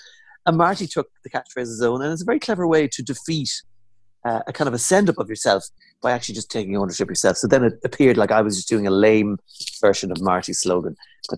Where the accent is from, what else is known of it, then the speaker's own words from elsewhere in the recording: Monaghan, Ulster, Ireland; Monaghan people are constantly accused of being from Cavan, especially by kind of anyone anyone in Munster kind of Connacht area, because they just lump us all into one.